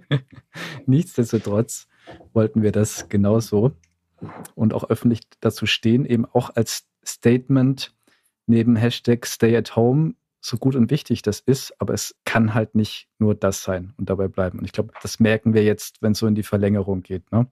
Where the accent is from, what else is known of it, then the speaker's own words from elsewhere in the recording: Southern Germany, Germany; Ich komme ja aus dem Süden